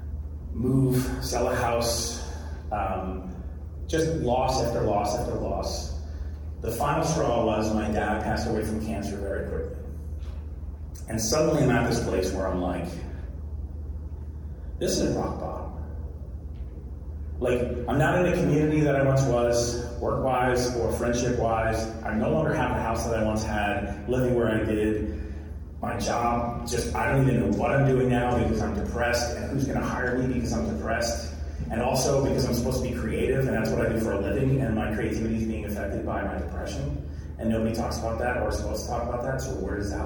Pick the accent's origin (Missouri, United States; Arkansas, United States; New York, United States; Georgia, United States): New York, United States; now in New Jersey, United States; I'm from New Jersey. I'm actually originally in New York, but live in New Jersey.